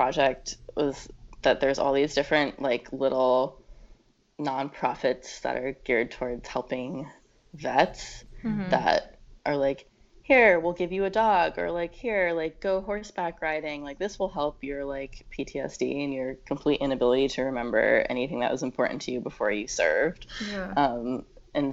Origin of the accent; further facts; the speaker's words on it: Connecticut, United States; moved away as an adult; also born or lived in Boston / Oakland; now in New York, United States; I grew up in Connecticut